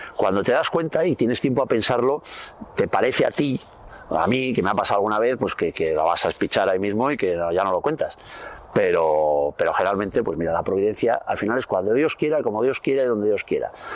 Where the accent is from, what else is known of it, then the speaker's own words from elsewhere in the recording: Navarre, Spain; nosotros somos de, Navarra, vivíamos ahí en un pueblo, en el monte